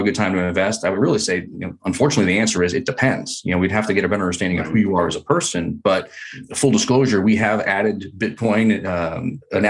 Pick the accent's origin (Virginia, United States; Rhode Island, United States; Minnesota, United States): Rhode Island, United States; moved away as an adult; now in California, United States; I grew up in Rhode Island in a tiny little town there.